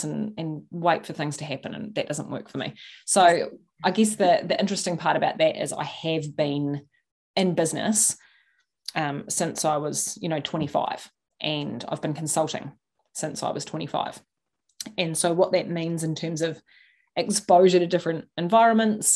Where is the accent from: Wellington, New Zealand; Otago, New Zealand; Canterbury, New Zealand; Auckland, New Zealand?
Canterbury, New Zealand; Christchurch; I was born in Christchurch in New Zealand